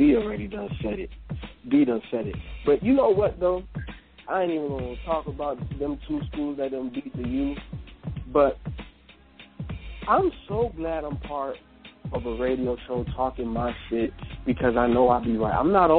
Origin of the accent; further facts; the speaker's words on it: Miami, Florida, United States; I was over here bragging and boasting, yeah, I'm from Miami.